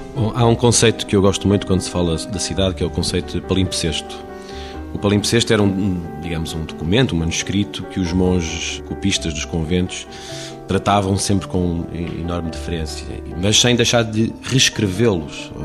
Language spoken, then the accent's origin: Portuguese; Porto, Norte, Portugal; do Porto, de onde venho.